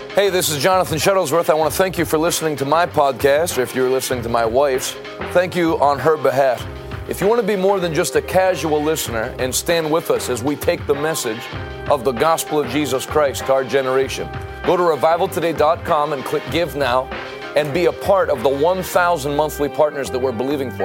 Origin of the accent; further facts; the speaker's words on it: United States; I'm an American.